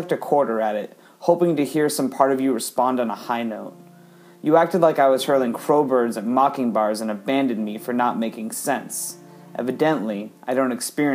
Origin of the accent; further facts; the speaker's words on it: Columbus, Ohio, United States; I am from Columbus, Ohio